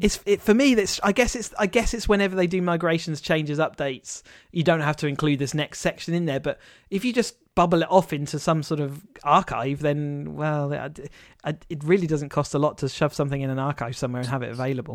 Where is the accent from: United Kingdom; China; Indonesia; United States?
United Kingdom; we as a British people